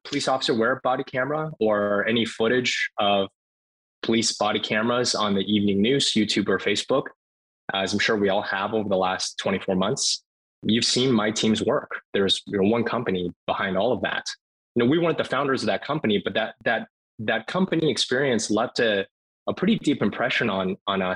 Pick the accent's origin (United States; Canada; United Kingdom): United States; Cambridge, Massachusetts; I grew up in Cambridge, Massachusetts, and went to the Martin Luther King Jr. Elementary School in Cambridge.